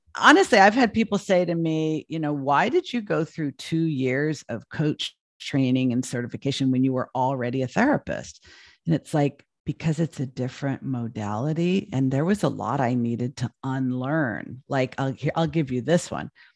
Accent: Los Angeles, California, United States; moved away as an adult; now in Portland, United States; I'd lived in L A all my life.

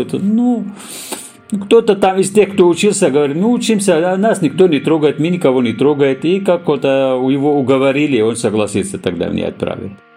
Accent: Syria; Russian is a second language; moved away as an adult; also born or lived in Dagestan (ancestry); now in Moscow Oblast, Russia; Я родился э, в Сирии, деревне

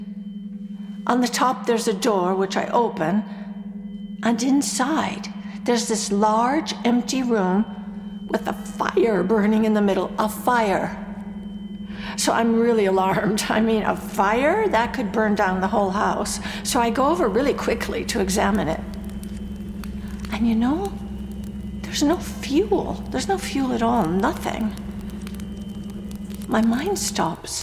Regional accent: United States; I'm American, too.

